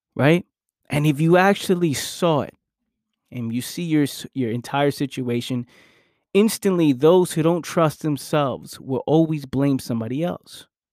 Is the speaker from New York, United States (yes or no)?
yes; New York City, New York, United States; I was born and raised in New York